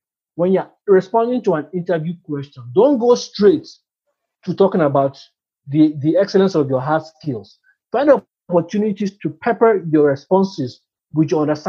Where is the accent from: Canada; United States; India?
India; moved away as an adult; also born or lived in Dubai; I come from India. I've been based in Dubai for the past 10 years.